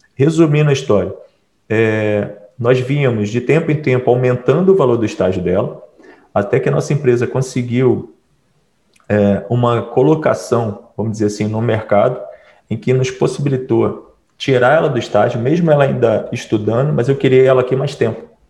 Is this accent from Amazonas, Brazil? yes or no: no; Piraí, Rio de Janeiro, Brazil; eu também sou de Piraí